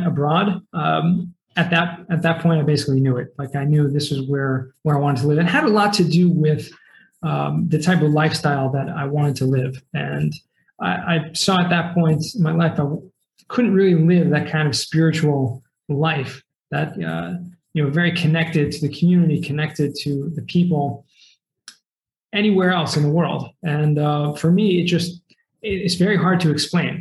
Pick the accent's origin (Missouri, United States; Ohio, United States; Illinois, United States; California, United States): California, United States; Los Angeles; also born or lived in Boston, Massachusetts; I was actually born in Massachusetts, in Boston, little suburb outside of Boston, but moved to California, Southern California, when I was 9 years old. And basically, you know, grew up, I feel like, you know, that's what I remember the most growing up in Southern California, in the San Fernando Valley